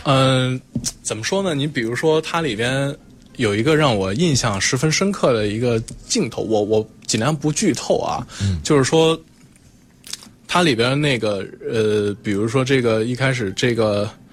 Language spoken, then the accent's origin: Chinese; Zhengzhou, Henan, China; now in Beijing, China; 我是河南郑州的，从小在郑州长大